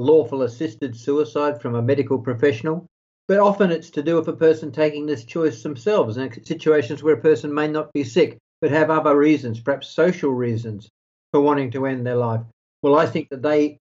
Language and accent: English; Australia; now in Netherlands; my home country, Australia